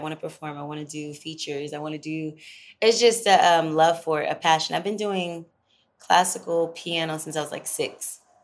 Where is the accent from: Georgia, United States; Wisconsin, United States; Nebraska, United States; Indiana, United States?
Georgia, United States; Moody Air Force Base; also born or lived in Los Angeles / Atlanta; I was born on Moody Air Force Base, but also Georgia, so I'm a Georgia baby